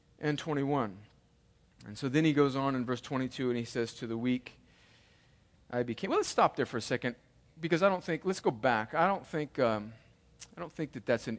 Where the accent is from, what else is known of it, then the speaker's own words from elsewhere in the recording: California, United States; moved away; I joke about being, you know, from California and having an Italian heritage